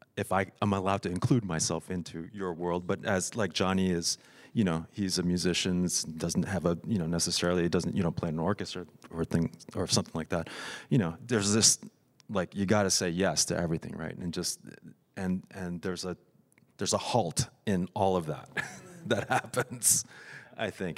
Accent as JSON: {"language": "English", "region": "Tokyo", "country": "Japan", "tie": "born or raised there", "said": "I grew up in Tokyo"}